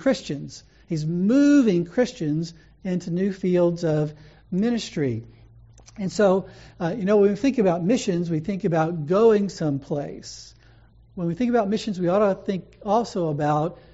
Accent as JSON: {"language": "English", "region": "Louisiana", "country": "United States", "tie": "born or raised there", "moved": "yes", "said": "where I grew up in Louisiana."}